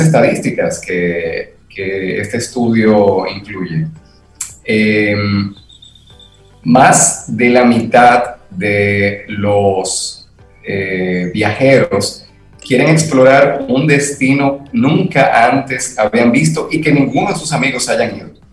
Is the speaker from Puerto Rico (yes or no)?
no; Dominican Republic; nosotros como dominicanos